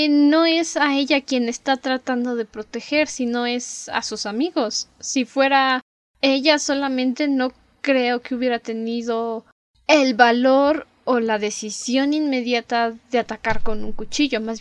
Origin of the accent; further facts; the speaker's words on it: Mexico; Ya saben que sus dragones weird somos mexicanas